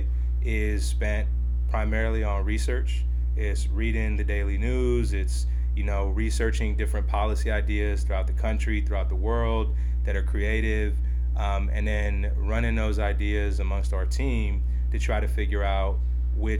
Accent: San Francisco, California, United States; I'm a San Francisco Mission District native that grew up, I mean, I'll say throughout the Bay Area, really, but I would say between the peninsula and San Francisco is kind of where I grew up.

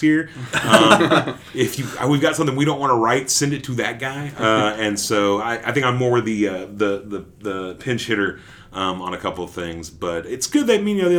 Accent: Dallas, Texas, United States; also born or lived in Sherman, Texas; now in Waco, United States; I grew up in Dallas. I grew up in Oak Cliff. And then I went to high school, though, in Sherman, which is about an hour north.

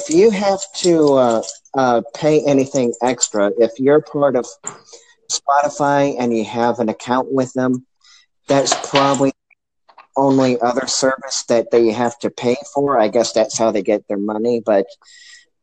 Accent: St. Louis, Missouri, United States; I'm actually from St. Louis. I'm an American

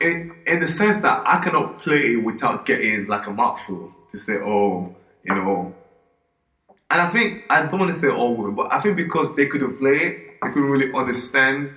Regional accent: Nigeria; moved away; growing up in Nigeria

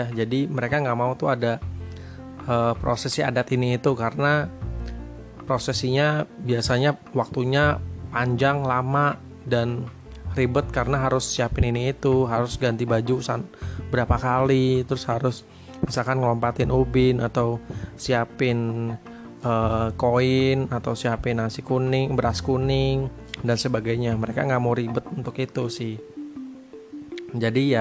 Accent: Surabaya, East Java, Indonesia; gue tuh kan gue dari Jawa Surabaya sedangkan istri gue ini dari Medan

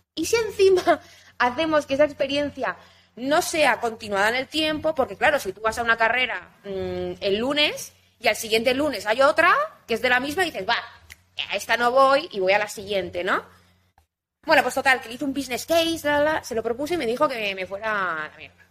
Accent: Ibiza, Balearic Islands, Spain; Yo soy de Ibiza

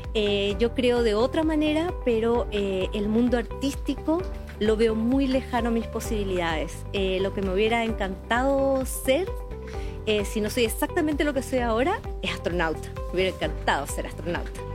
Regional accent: Paraguay; now in Chile; en mi país

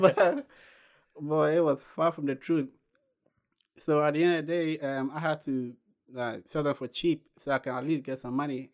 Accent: Ghana; moved away as an adult; now in United States; I was born and raised in Ghana.

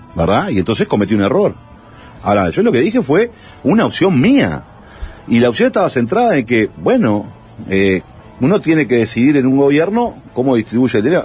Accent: Montevideo, Uruguay; yo vengo de la Gruta de Lourdes

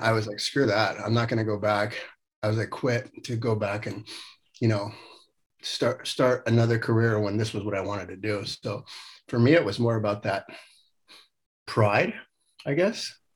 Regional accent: Los Angeles, California, United States; moved away as an adult; growing up in the San Fernando Valley

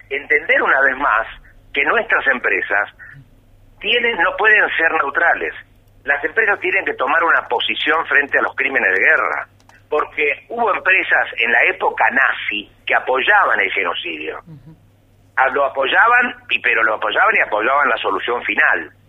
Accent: Córdoba, Argentina; soy bien cordobés

